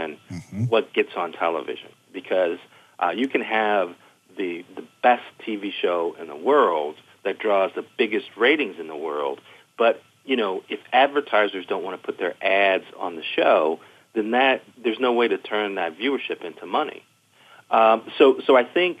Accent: Gary, Indiana, United States; I was a young black kid growing up in Gary, Indiana in the 70s

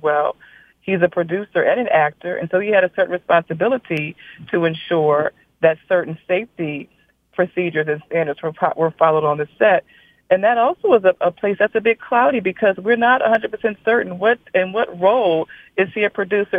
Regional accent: South Louisiana, United States; I grew up in South Louisiana with a, with parents from North Louisiana

